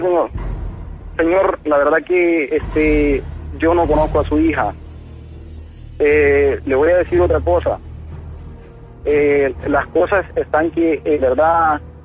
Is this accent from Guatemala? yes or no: yes; Guatemala; moved away as an adult; now in United States; Soy de Guatemala